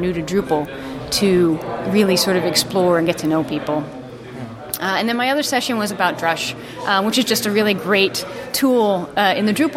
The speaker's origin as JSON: {"language": "English", "country": "United States", "moved": "yes", "lives_now": "Denmark", "said": "I'm an American, but I live in Denmark"}